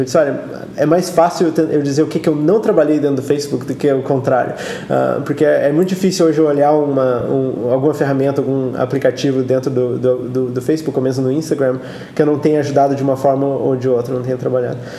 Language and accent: Portuguese; Brazil; moved away as an adult; also born or lived in Switzerland; now in Silicon Valley, United States; eu saí do Brasil fazem uns 14 anos. Um, ah, a minha carreira no Brasil foi mais acadêmica mesmo